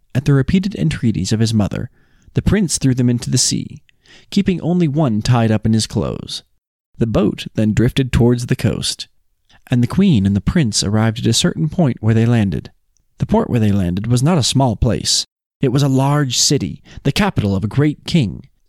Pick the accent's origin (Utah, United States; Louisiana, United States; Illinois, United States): Utah, United States; we're from Utah